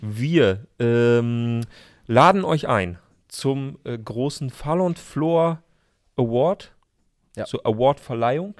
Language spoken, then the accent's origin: German; Emsland, Lower Saxony, Germany; now in Berlin, Germany; in meiner Heimat, mhm. im Emsland, wo es vielleicht mal einen Schnitzel mehr gibt